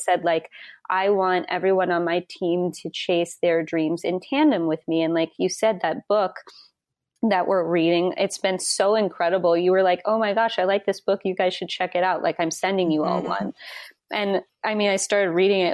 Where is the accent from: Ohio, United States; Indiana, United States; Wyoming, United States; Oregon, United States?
Wyoming, United States; moved away; I'm from Wyoming originally